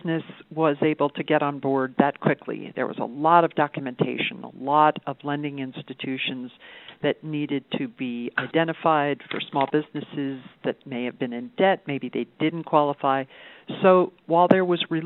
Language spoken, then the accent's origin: English; New York City, New York, United States; now in Reno, United States; I grew up in New York City